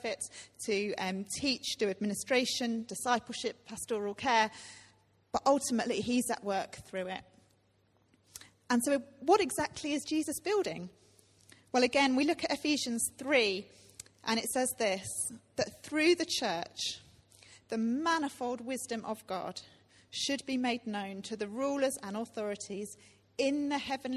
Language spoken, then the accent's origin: English; rural Cambridgeshire, East of England, United Kingdom; moved away as an adult; now in London, United Kingdom; I am from the UK. I grew up in Cambridgeshire, rural Cambridgeshire, and I moved to London in 2006